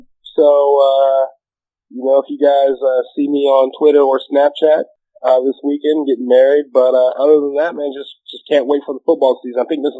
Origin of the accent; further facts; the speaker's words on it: Jacksonville, Florida, United States; I'm from Jacksonville.